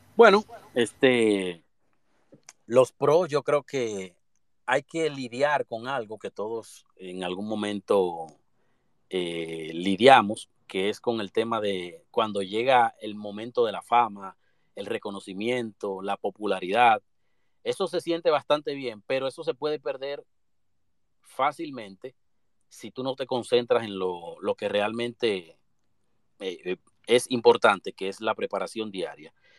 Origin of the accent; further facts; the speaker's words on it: Dominican Republic; todos como dominicanos